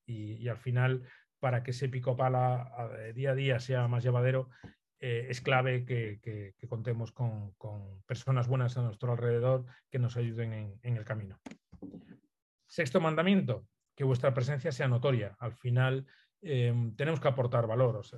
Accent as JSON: {"language": "Spanish", "region": "Galicia", "country": "Spain", "said": "Soy gallego, entonces hago un guiño a, mi tierra siempre"}